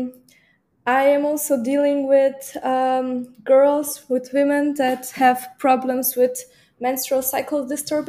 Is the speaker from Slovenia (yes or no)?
yes; Slovenia; also born or lived in Munich, Germany; I'm coming from Slovenia